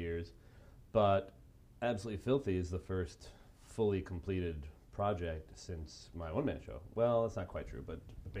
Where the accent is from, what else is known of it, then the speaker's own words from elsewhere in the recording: Chicago, Illinois, United States; now in Los Angeles, United States; I'm a Northside child with Southside parents.